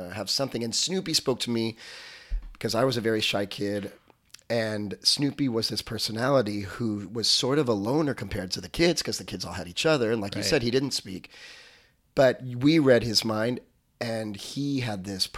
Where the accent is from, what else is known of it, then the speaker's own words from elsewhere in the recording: Maui, Hawaii, United States; I grew up on Maui